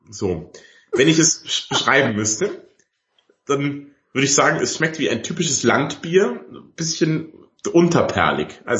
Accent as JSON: {"language": "German", "town": "Ottobeuren", "region": "Bavaria", "country": "Germany", "said": "Ich komme ja bekanntermaßen aus Otto Ottoweuren im Allgäu."}